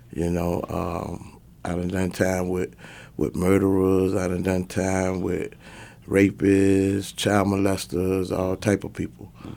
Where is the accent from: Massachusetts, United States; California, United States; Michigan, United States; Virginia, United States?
Virginia, United States; Portsmouth; Portsmouth is like, uh, if you Google it, it's like the worst city in Virginia. It's the most dangerous city in Virginia. So, uh, I pretty much grew up in the projects